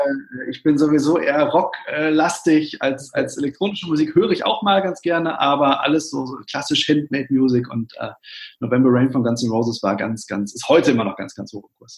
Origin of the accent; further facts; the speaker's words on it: Witten, North Rhine-Westphalia, Germany; ich bin Kind des Ruhrgebiets, ich bin in Witten geboren, das liegt genau zwischen Bochum und Dortmund